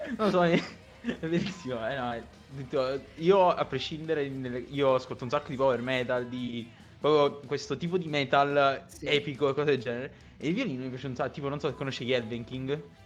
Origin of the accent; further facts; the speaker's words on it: province of Salerno, Campania, Italy; Io sono in provincia di Salerno, però sono più vicino a Napoli che a Salerno.